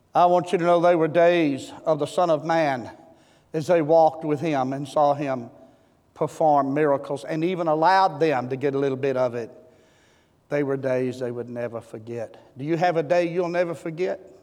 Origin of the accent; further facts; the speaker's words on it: Seed Tick, Texas, United States; I'm from Seed Tick, Texas.